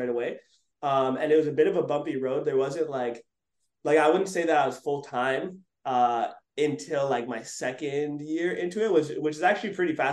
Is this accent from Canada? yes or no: yes; Montreal, Quebec, Canada; where I grew up in Montreal, it was like, we have college and then university